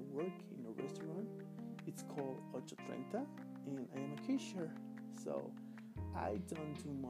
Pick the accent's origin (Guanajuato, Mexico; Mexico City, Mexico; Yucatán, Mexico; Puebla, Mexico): Puebla, Mexico; English is a second language; I am from Puebla City, capital, I am 27 years old